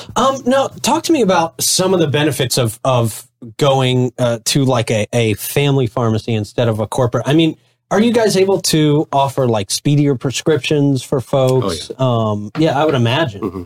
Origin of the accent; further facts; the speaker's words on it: St. Johns County, Florida, United States; here in my hometown of St. John's County